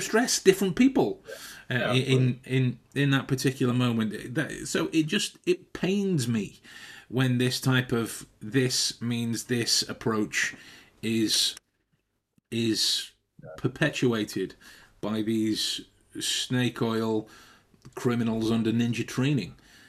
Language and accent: English; Stoke-on-Trent, West Midlands, United Kingdom; That's me loathing the fact that I'm from Stoke. And I want to work extra hard to make sure that I don't sound like I'm from there